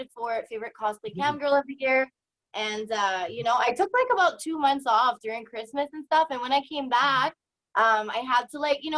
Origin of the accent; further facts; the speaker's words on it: New Brunswick, Canada; now in Edmonton, Canada; I'm originally from New Brunswick, but I currently live in Alberta, so in Edmonton.